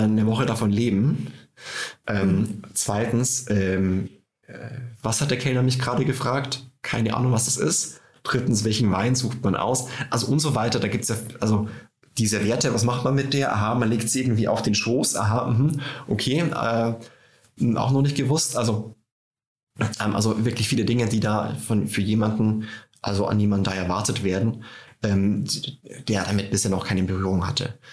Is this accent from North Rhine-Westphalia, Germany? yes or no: no; Tirschenreuth, Bavaria, Germany; now in Berlin, Germany; bei mir zu Hause in Tirschenreuth in Bayern, da ticken die Uhren langsamer